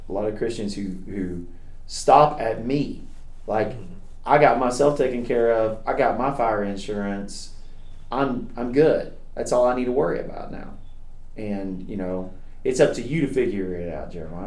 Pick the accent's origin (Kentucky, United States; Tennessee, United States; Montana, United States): Kentucky, United States; I grew up in Kentucky, and and uh, my mom and dad took me to church every time the doors were open